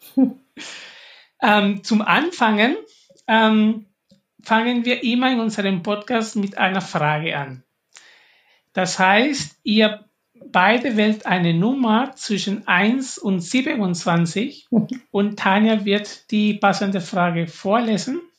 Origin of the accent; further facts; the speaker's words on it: Peru; ich komme auch aus Peru